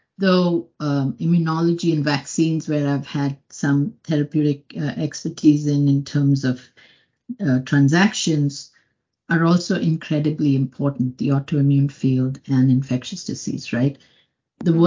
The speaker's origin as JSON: {"language": "English", "town": "Mumbai", "region": "Maharashtra", "country": "India", "moved": "as an adult", "lives_now": "United States", "said": "I came from Bombay, which is a big city in India."}